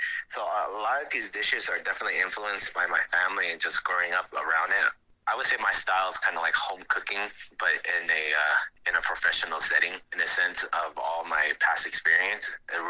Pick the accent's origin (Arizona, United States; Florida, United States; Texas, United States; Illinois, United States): Texas, United States; Houston; I was born and raised in Houston. I have very, very, very strong pride in Houston. I love the city